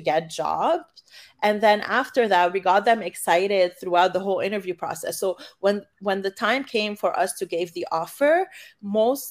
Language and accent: English; Canada; moved away as an adult; now in San Francisco, United States; I'm originally from Canada